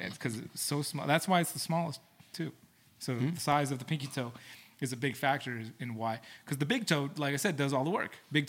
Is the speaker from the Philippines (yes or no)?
yes; Philippines; which I can do pretty well because I'm Filipino.